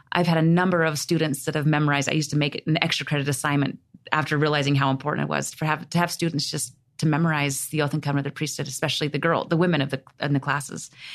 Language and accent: English; Oregon, United States; I was raised in Oregon